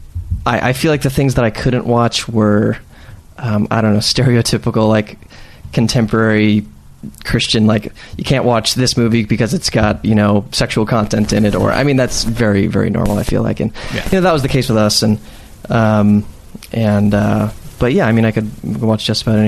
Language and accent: English; San Diego, California, United States; moved away; also born or lived in Los Angeles; Born and raised in San Diego, California, America's finest city